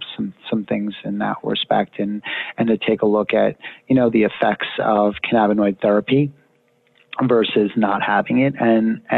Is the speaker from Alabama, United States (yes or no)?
no; Pennsylvania, United States; moved away; I'm actually from Pennsylvania originally.